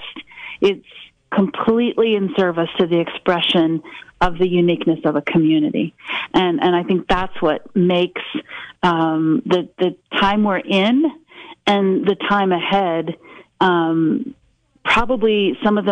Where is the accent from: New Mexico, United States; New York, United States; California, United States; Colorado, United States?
Colorado, United States; rural western; when I took over as GM of the radio station in my hometown